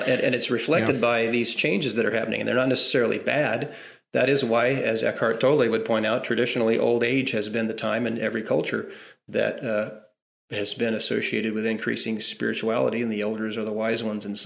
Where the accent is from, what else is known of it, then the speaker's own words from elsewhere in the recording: Southwest Missouri, United States; moved away as an adult; also born or lived in Arkansas / Texas; I'm from Southwest Missouri. I was born in Arkansas, raised in Southwest Missouri my whole life.